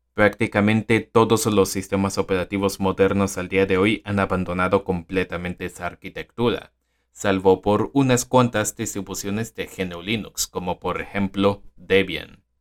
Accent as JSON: {"language": "Spanish", "country": "Venezuela", "said": "en mi país, Venezuela"}